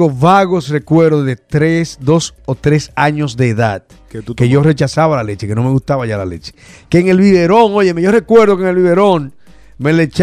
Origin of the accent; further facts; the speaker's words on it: Dominican Republic; ¿Tú recuerdas la mantequilla que consumíamos en Dominicana?